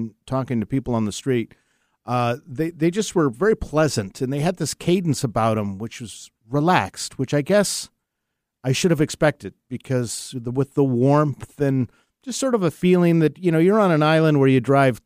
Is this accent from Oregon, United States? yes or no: no; Seattle, Washington, United States; I was born and raised in the Seattle area